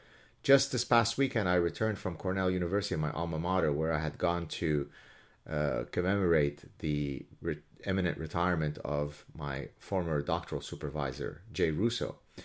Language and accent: English; Canada; I don't know how to do otherwise, given that I'm Canadian, O-U-R, and the medal in question is American